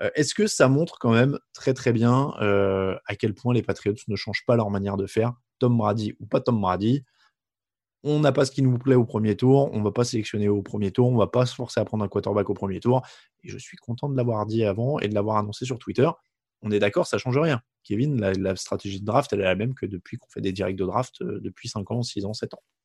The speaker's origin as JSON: {"language": "French", "country": "France", "said": "je suis français"}